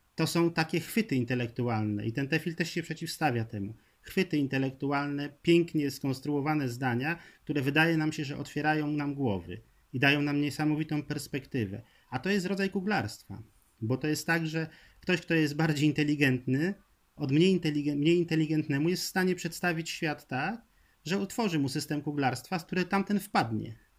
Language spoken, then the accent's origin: Polish; Poland; z Prus Zachodnich, skąd pochodzę